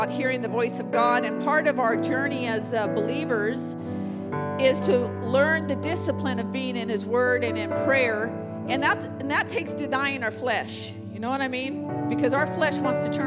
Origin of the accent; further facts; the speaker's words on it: San Jose, California, United States; also born or lived in India; I was born in Good Samaritan Hospital in San Jose